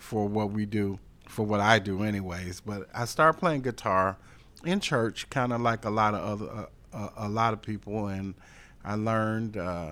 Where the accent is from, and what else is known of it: Detroit, Michigan, United States; born or raised there; now in Charlotte, United States